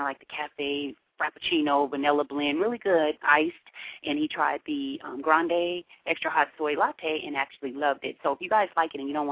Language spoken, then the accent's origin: English; Seattle, Washington, United States; growing up in Seattle, we had them when we were little kids